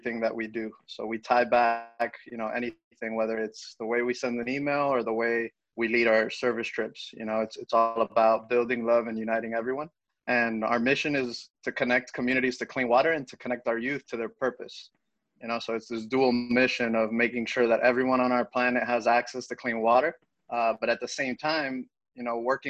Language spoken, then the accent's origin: English; Miami, Florida, United States; I was born and raised in Miami